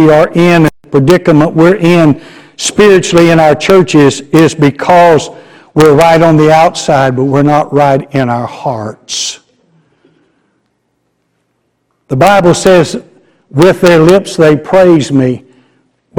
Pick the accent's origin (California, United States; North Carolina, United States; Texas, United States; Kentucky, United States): Texas, United States; Garland; Garland's my hometown.